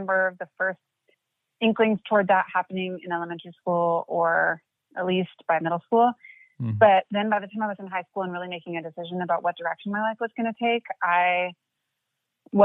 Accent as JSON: {"language": "English", "town": "Portland", "region": "Oregon", "country": "United States", "tie": "born or raised there", "said": "I grew up in Portland, Oregon"}